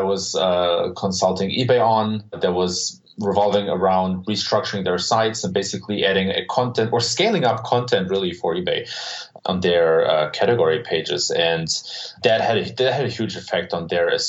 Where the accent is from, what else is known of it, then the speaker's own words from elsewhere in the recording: Germany; So I was born and raised in Germany